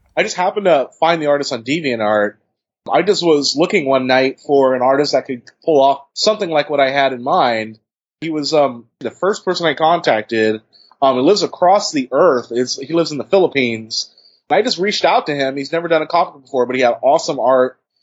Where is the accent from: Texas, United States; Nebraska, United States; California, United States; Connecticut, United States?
California, United States; Bay Area; I'm from the Bay Area